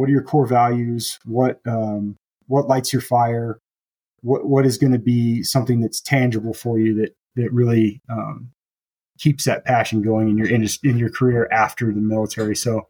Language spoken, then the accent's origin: English; Texas, United States; moved away as an adult; now in Colorado, United States; We're both originally from Texas.